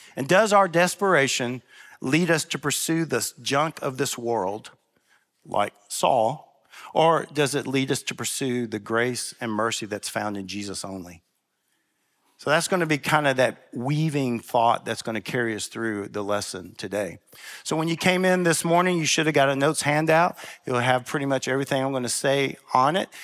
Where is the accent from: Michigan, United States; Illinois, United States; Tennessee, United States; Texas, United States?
Tennessee, United States; Memphis; I'm from Memphis